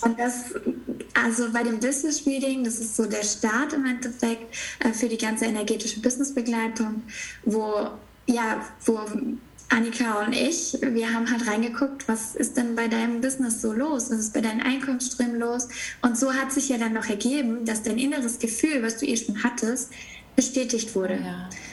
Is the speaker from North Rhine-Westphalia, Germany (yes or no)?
no; near Stuttgart, Baden-Württemberg, Germany; ich bin aufgewachsen in der Nähe von Stuttgart